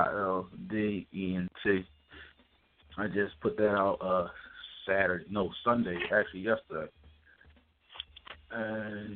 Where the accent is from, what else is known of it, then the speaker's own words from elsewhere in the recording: Philadelphia, Pennsylvania, United States; I'm from Philadelphia